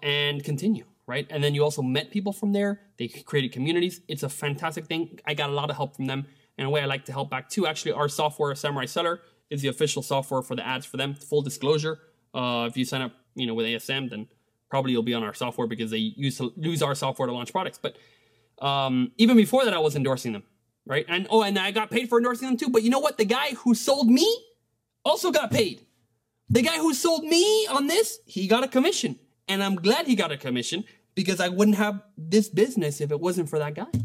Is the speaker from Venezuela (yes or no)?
yes; Venezuela; now in United States; Venezuela, my home country